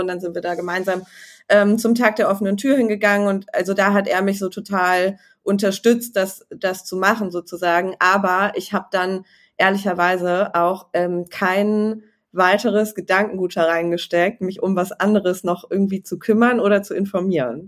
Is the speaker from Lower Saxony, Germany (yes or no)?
no; Düsseldorf, North Rhine-Westphalia, Germany; ich bin in Düsseldorf ge geboren